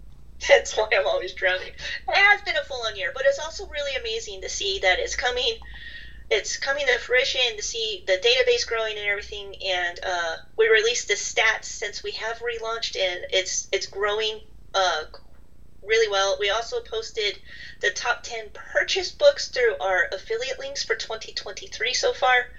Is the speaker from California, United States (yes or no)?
yes; Southern California, United States; I grew up in Southern California